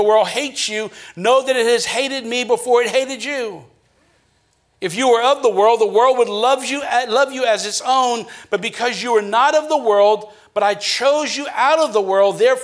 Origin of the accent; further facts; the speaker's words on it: Acadiana, Louisiana, United States; growing up in Acadiana